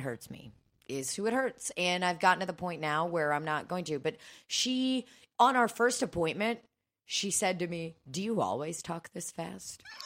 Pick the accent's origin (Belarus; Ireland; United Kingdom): Belarus; now in United States; I was born in Belarus